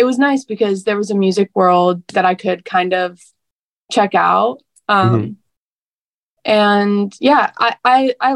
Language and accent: English; Santa Monica, California, United States; also born or lived in Nashville; I grew up in Santa Monica